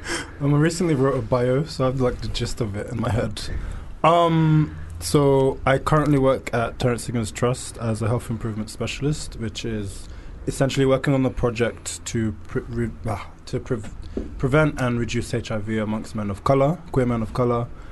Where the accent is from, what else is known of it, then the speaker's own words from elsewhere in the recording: London, United Kingdom; being born and raised in London and growing up in um, growing up growing up here